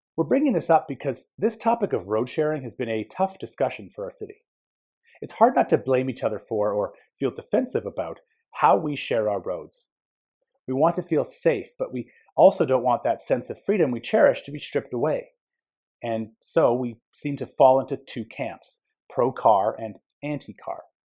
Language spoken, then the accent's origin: English; Edmonton, Alberta, Canada; Growing up in Edmonton